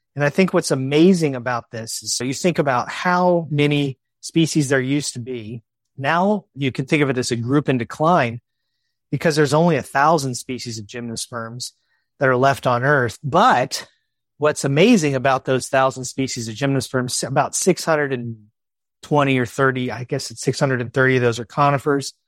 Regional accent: Virginia, United States; I grew up in Virginia

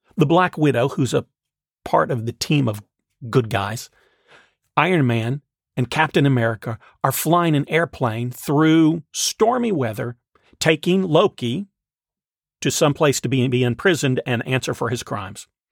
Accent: the South, United States; the people I grew up with in the South

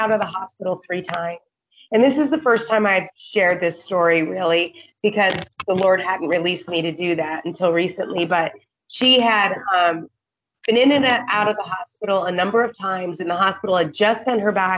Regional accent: Montana, United States; moved away as an adult; now in Indonesia; I'm from Montana where we hike and we boat

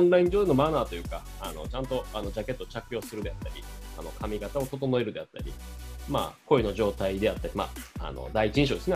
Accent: Japan; 日本で生まれ育った

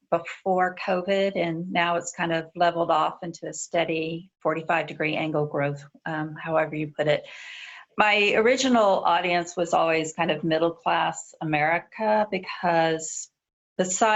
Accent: Texas, United States; also born or lived in Virginia; now in Washington, D.C., United States; I'm from Texas, so I say folks a lot.

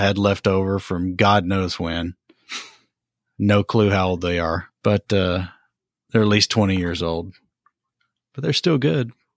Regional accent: Johnson City, Tennessee, United States; my hometown of Johnson City, Tennessee

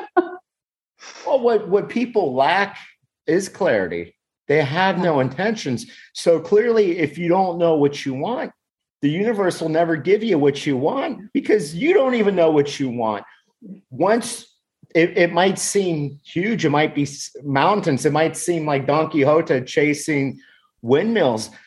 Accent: United States; I'm from the United States

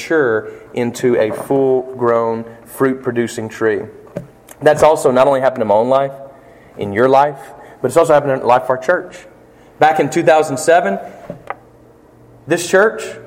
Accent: Flint, Michigan, United States; moved away; I walked around in Flint the other day, when I was coming in from Decatur, Mississippi, I was able to stop where Justin and I grew up

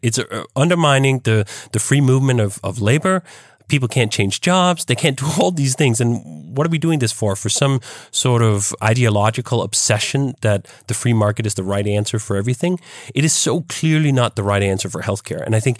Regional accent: Denmark; now in United States; In fact, when I came from Denmark to here, I was astounded at just how poorly those two parts worked. When I came to the US, I had a girlfriend at the time who was enrolled in Loyola University.

